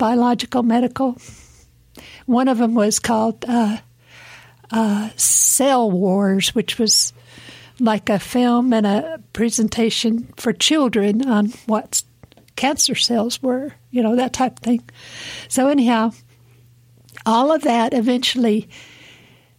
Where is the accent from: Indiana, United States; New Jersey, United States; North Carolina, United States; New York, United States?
North Carolina, United States; Tuckasegee River, Blue Ridge Mountains, Appalachia; moved away as an adult; also born or lived in California; I was born down on the Tuckasegee River in Cherokee Country, and I just loved it. I grew up running around the woods